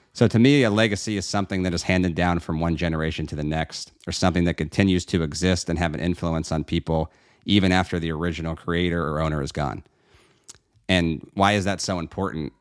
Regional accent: Pittsburgh, Pennsylvania, United States; now in Florida, United States; proudly born and raised in the great city of Pittsburgh, Pennsylvania

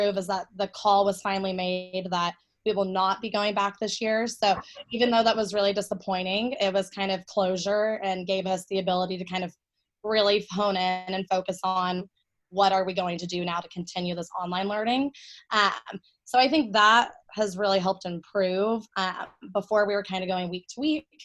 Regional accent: Austin, Texas, United States; also born or lived in Denton, Texas; I'm born and raised in Austin, Texas, grew up here my whole life

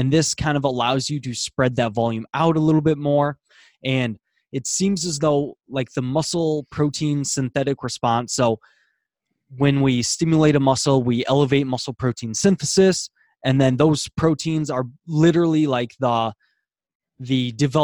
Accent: Iowa, United States; I am from America, Iowa, United States

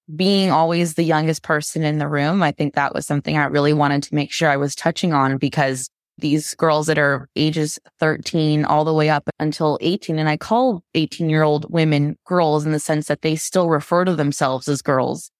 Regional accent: Florida, United States; also born or lived in Vancouver; now in Washington, D.C., United States; I'm from Florida originally, moved to Vancouver, and then now I'm back in the States

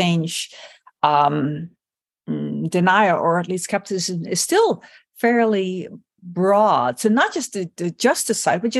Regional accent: Netherlands; like in my home country, the Netherlands.

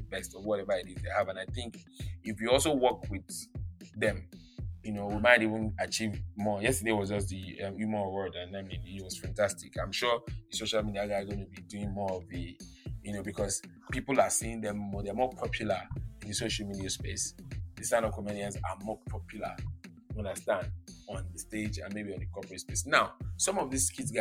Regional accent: Lagos, Nigeria; I was born in Itire Lagos. Itire is a poor place

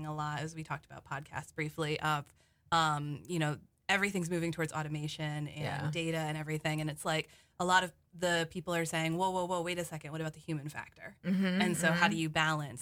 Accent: Westerly, Rhode Island, United States; I'm from Westerly, like Westerly Pawcatuck, so I'm used to the boonies.

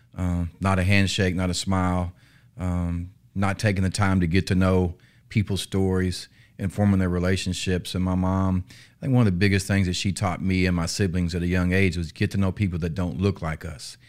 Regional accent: North Little Rock, Arkansas, United States; born and raised in North Little Rock, Arkansas

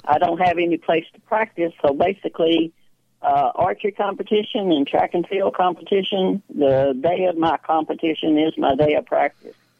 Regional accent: Texas, United States; I was born and raised in Texas

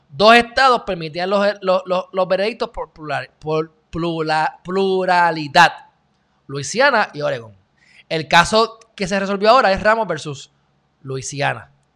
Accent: Puerto Rico; los puertorriqueños somos unos indios

